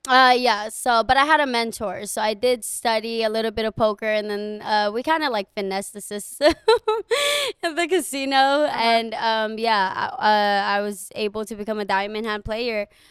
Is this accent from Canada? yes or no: no; Guam; moved away as an adult; I am from Guam